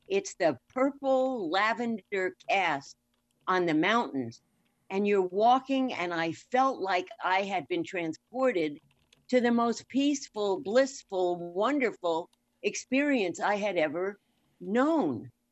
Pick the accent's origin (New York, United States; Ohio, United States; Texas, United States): New York, United States; moved away; also born or lived in Florida / California; I'm born and raised in New York, lived in Florida, moved to California